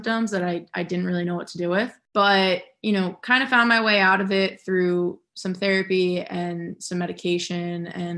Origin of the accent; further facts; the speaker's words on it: New Jersey, United States; I grew up in New Jersey.